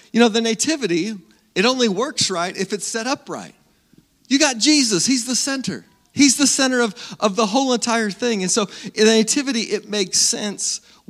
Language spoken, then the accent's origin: English; Salina, Kansas, United States; I grew up in Salina, born and raised right here in Salina.